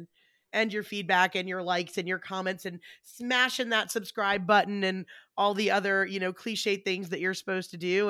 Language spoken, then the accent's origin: English; Atlanta, Georgia, United States; we're from Atlanta